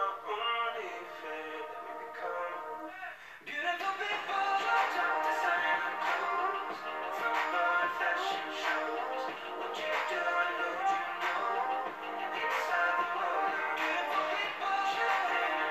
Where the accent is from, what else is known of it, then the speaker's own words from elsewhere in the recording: Kenya; I speak as a Kenyan. I understand how my country people behave